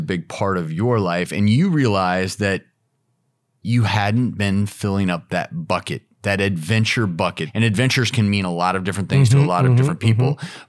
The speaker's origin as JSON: {"language": "English", "region": "Colorado", "country": "United States", "said": "I'm originally from Colorado, and I was into whitewater kayaking and rock climbing and mountain biking."}